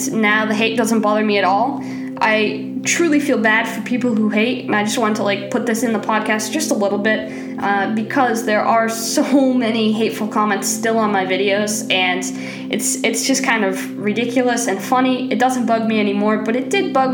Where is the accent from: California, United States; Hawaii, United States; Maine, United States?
Maine, United States; I'm from Maine